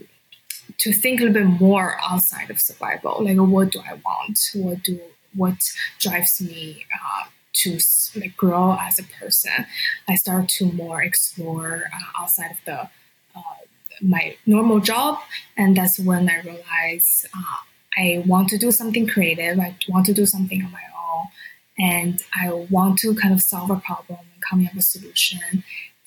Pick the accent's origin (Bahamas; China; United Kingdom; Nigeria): China; moved away as an adult; also born or lived in San Francisco, United States; now in Canada; I was born and raised in China, and I moved to San Francisco in 2015